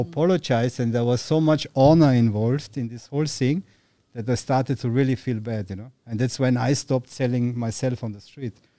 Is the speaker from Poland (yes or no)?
no; Austria; moved away as an adult; now in Thailand; growing up in Austria